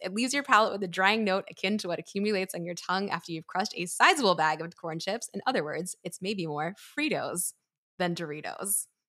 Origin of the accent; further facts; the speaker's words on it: East Coast, United States; also born or lived in New York; now in Pennsylvania, United States; I grew up on the East Coast